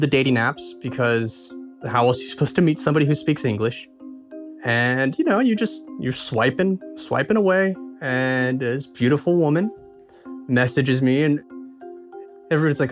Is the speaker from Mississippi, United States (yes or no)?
no; San Diego, California, United States; moved away as an adult; also born or lived in Kharkiv, Ukraine; My hometown is San Diego, California, but I've lived the past couple of years in Kharkiv, Ukraine